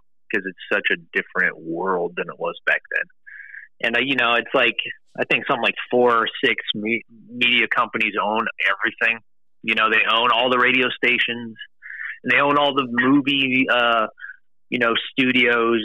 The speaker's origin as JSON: {"language": "English", "town": "Cleveland", "region": "Ohio", "country": "United States", "said": "I'm from the Cleveland area"}